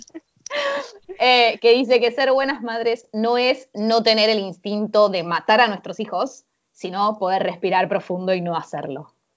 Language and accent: Spanish; Argentina; Nosotros, particularmente como los argentinos